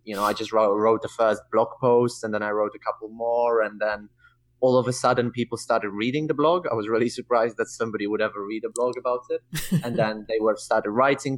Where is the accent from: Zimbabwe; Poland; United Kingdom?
Poland; English is a second language; moved away as an adult; I'm from Poland and not from the UK